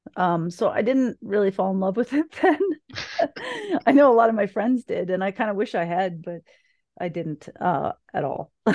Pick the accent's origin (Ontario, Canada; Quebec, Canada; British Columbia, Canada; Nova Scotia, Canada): Ontario, Canada; Niagara; also born or lived in Thunder Bay, Ontario; I grew up in, uh, south of Niagara, well, in Niagara